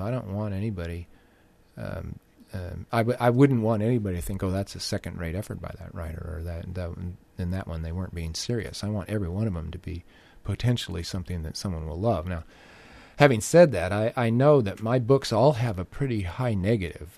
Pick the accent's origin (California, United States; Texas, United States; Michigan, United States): California, United States; Orange County; growing up in Orange County